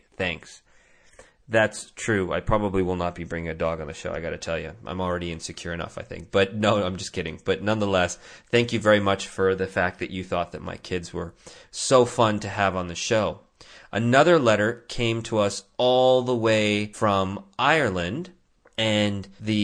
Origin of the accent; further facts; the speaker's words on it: India; moved away; I'm from India